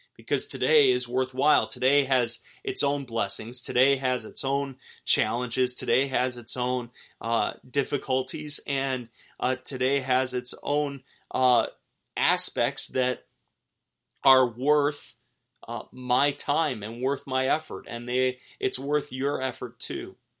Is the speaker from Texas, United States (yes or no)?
no; outside of Buffalo, New York, United States; moved away; in my home high school district where I grew up outside of Buffalo